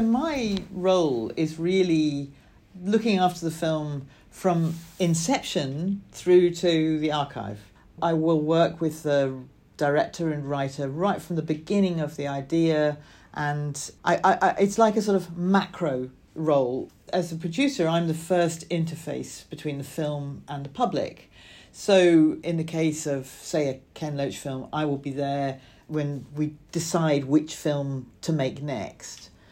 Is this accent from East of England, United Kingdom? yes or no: no; Scotland, United Kingdom; I grew up in Scotland in a, a small town